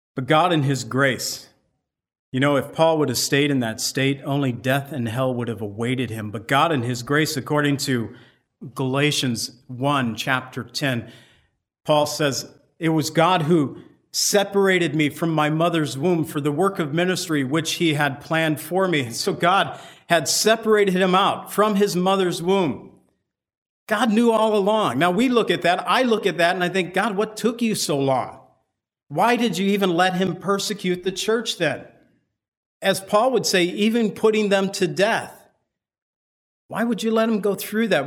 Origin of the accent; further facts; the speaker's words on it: United States; I'm from America